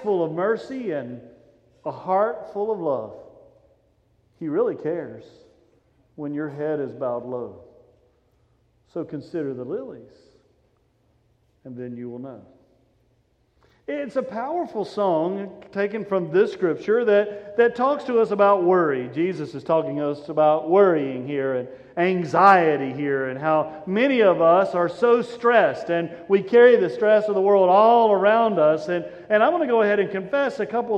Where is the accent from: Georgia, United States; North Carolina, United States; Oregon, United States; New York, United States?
North Carolina, United States; Statesville; I grew up in a little country church out above Statesville, out in the middle of nowhere